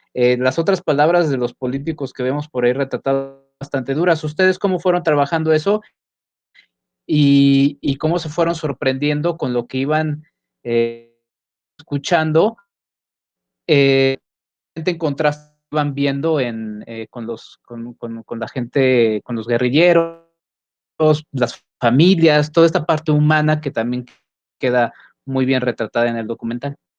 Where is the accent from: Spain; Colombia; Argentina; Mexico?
Mexico; en nuestro país, en México también.